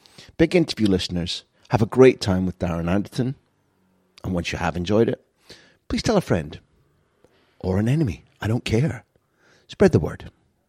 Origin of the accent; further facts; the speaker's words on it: Scotland, United Kingdom; even though I'm a Scot, I think England were done a huge misjustice